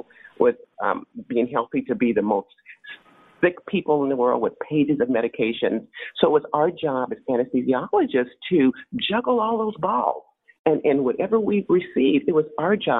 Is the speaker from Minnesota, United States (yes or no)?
no; San Francisco Bay Area, California, United States; I grew up in the San Francisco Bay Area